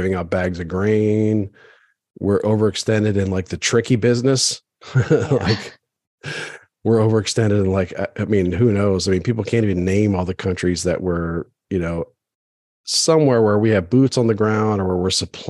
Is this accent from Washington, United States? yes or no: no; Maryland, United States; I grew up in Maryland, but I was Episcopalian